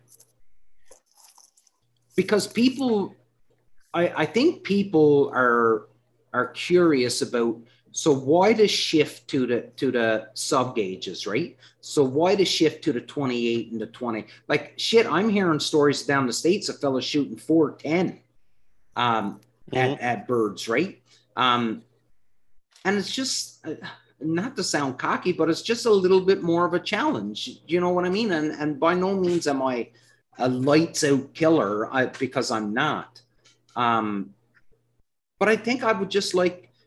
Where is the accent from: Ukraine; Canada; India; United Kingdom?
Canada; I'm Canadian